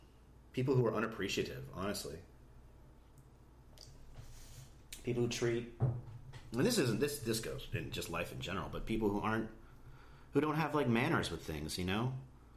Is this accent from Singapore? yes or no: no; Barrie, Ontario, Canada; also born or lived in Toronto / Philadelphia / Georgia; now in United States; I was born in Toronto. We lived in a little suburb outside called Barrie, which was an amazing place. It was a beautiful place. I loved living there.